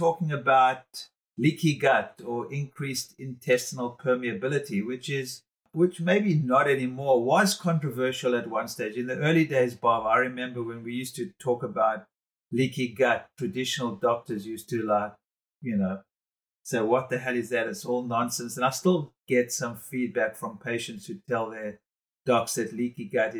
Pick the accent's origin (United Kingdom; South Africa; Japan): South Africa; being a South African